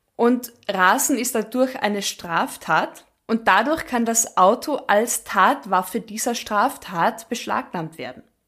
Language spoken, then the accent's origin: German; Austria; bei uns in Österreich